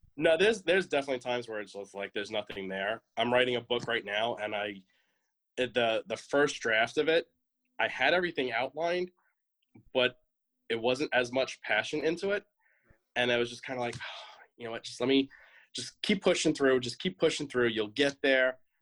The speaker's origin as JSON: {"language": "English", "region": "New York", "country": "United States", "moved": "as an adult", "lives_now": "Atlanta, United States", "said": "I'm originally from New York, and I moved down to Georgia about a year ago. I'm in the uh, the northern Atlanta area"}